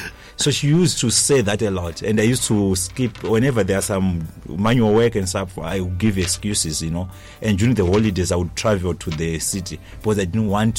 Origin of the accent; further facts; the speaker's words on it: Nyanga, Manicaland, Zimbabwe; Yes, it's okay. Nyanga South.